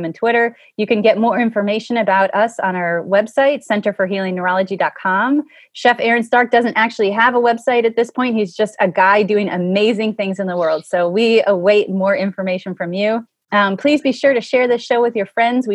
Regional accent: Cleveland, Ohio, United States; My memories of growing up in Cleveland, you know, I was a very urban kid

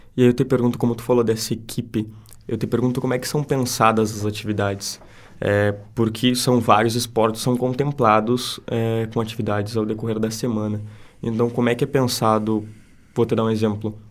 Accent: Santana do Livramento, Rio Grande do Sul, Brazil; now in Santa Maria, Brazil; eu sou de Santana do Livramento e eu não vejo lá na minha cidade o que é feito aqui

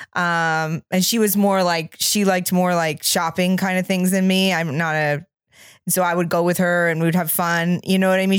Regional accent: Maine, United States; from where I grew up in Maine

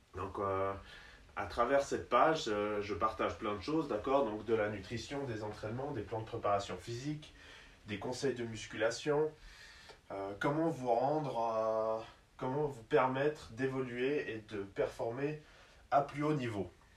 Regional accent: Switzerland; also born or lived in United States; je suis suisse

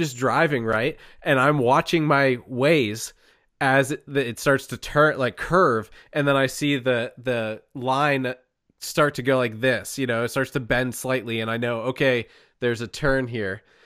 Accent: Pennsylvania, United States; we grew up in Pennsylvania

